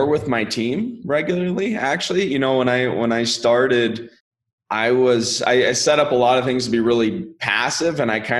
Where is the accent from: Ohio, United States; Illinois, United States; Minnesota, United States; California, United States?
California, United States; Sacramento; I'm from Sacramento originally, and that's where I started investing